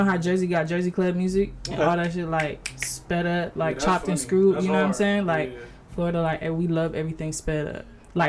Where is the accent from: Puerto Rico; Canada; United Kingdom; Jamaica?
Jamaica; I'm not. I'm Jamaican.